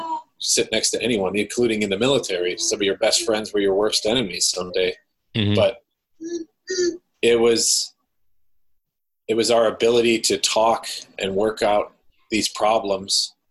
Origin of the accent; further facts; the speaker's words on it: Midwest, United States; now in Washington, United States; we both transplanted out into this area from where we grew up in the Midwest